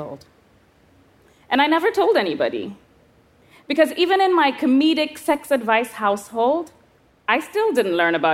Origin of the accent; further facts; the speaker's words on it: Kenya; I was 11 years old, growing up in Kenya.